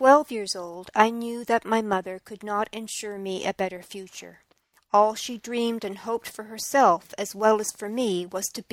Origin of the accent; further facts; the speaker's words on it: St. Lucia; also born or lived in Toronto, Canada; now in British Columbia, Canada; I was born in St. Lucia, into the poverty created as a result of colonization. I lived in a segregated part of the island.